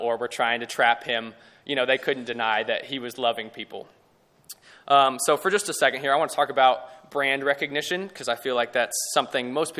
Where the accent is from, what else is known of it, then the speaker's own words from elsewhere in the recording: Lubbock, Texas, United States; I grew up here in Lubbock, lived here all my life.